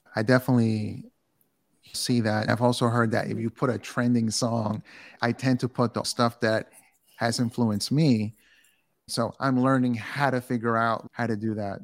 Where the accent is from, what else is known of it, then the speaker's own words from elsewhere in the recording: New York City, New York, United States; also born or lived in Bronx; I grew up in Queens